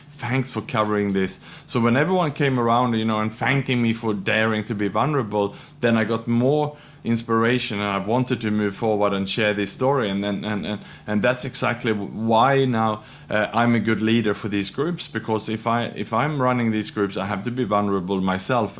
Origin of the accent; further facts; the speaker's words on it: Sweden; also born or lived in Australia / Thailand / Indonesia / Malaysia; now in Singapore; I was born in Sweden, educated in Australia